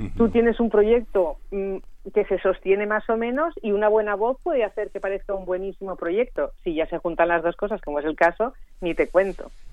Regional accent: Barcelona, Catalonia, Spain; naciendo en Barcelona que es de donde soy yo

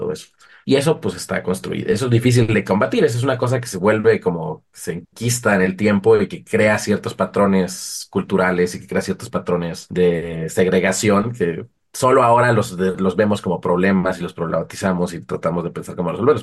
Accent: Mexico; also born or lived in Uppsala, Sweden; como mexicano

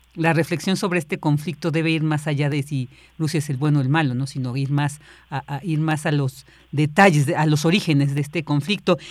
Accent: Mexico

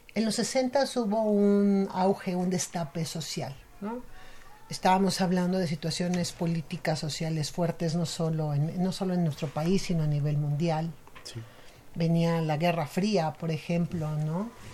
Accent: Mexico; nuestra cultura como mexicanos

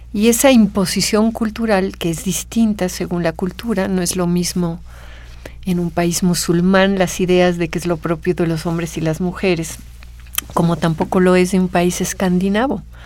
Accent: Mexico

